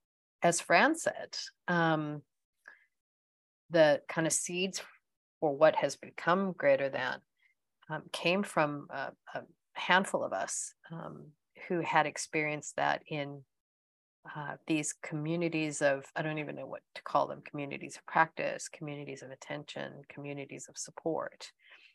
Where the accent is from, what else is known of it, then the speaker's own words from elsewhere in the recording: United States; accent: American; moved away as an adult; also born or lived in United Kingdom; now in New Zealand; you can also tell by my accent that I'm American, but I have, I left America in 1995, first for the UK for 7 years, and then emigrated to New Zealand in 2003